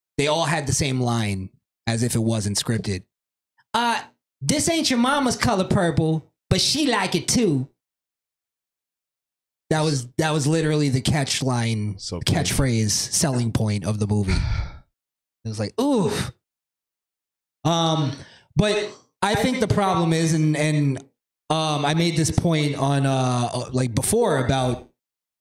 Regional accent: United States; my whole life growing up in America

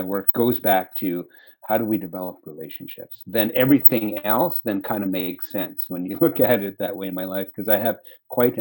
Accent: Edmonton, Alberta, Canada; I've had the opportunity to grow up in Edmonton since I was 10. So Edmonton really is my home

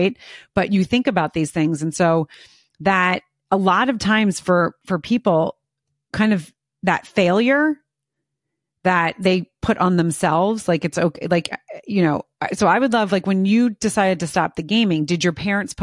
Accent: United States; being an American

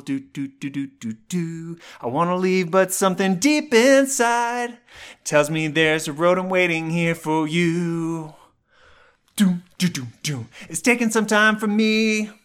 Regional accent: Colorado, United States; my hometown of Colorado

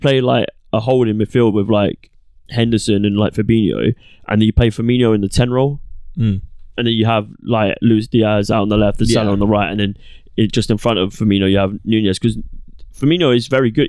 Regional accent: England, United Kingdom; as an England fan, as an Englishman.

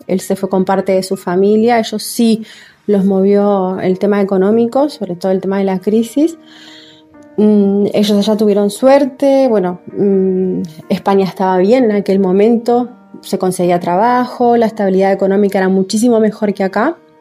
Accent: Uruguay; moved away as an adult; now in Spain; yo me fui de acá de Uruguay

